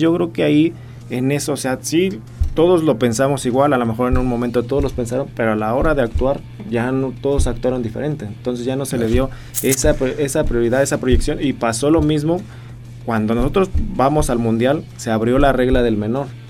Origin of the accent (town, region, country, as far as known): Mexico